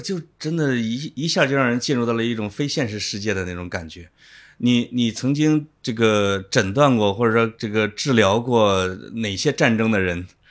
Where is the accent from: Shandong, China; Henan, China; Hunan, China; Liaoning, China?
Henan, China; moved away; 我是河南的